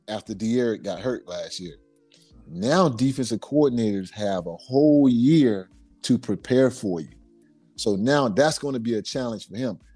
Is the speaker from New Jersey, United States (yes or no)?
no; Miami, Florida, United States; growing up in Liberty City, going to Lily C. Evans Elementary School